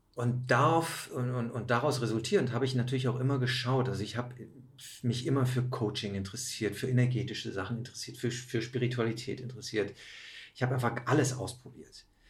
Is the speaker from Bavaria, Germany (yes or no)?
no; Aachen, North Rhine-Westphalia, Germany; moved away; habe einen Käfig voller Narren gespielt in meiner Heimatstadt